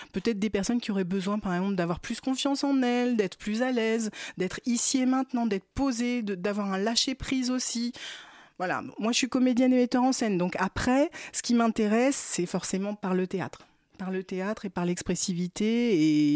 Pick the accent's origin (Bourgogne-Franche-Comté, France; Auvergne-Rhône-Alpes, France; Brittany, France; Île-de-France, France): Brittany, France; Je suis bretonne